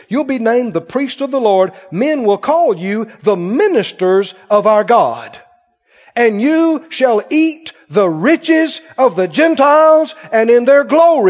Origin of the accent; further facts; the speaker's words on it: Mississippi, United States; You know, we grew up in Mississippi. We had plenty to eat, but we didn't have a lot of stuff.